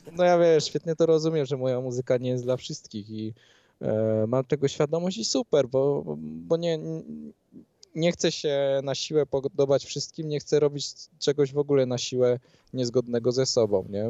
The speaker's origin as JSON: {"language": "Polish", "town": "Skała", "region": "Lesser Poland", "country": "Poland", "said": "pochodzę spod krakowskiej ska skały, mamy 4000 mieszkańców"}